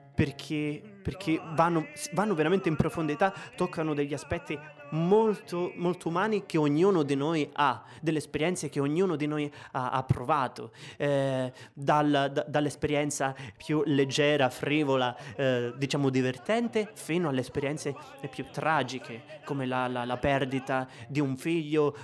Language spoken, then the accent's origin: Italian; Sicily, Italy; moved away as an adult; also born or lived in Rome / Ticino; ho 28 anni e vengo dalla Sicilia.